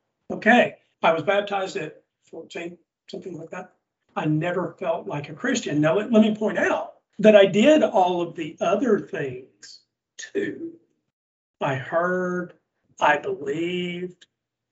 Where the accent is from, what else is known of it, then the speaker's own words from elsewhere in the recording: Southern United States, United States; accent: Southern; my Southern accent's pretty thick